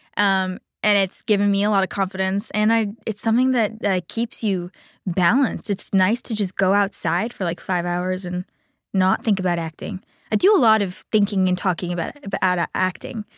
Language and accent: English; Coral Gables, Florida, United States; I grew up in Coral Gables, Miami, Florida on a golf course